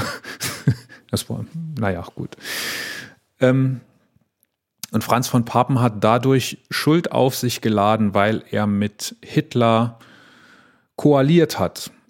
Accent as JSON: {"language": "German", "area": "near Wallerfangen", "region": "Saarland", "country": "Germany", "tie": "born or raised there", "said": "in Wallerfangen, was im schönen Saarland ist, fast äh, an der Grenze zu Frankreich, äh, ganz, ganz nah da, wo ich aufgewachsen bin"}